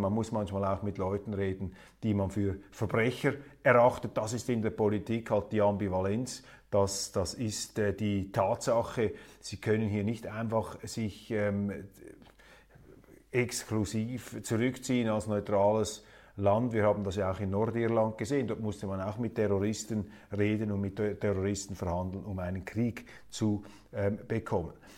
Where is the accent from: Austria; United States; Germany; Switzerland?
Switzerland; wir als Schweizer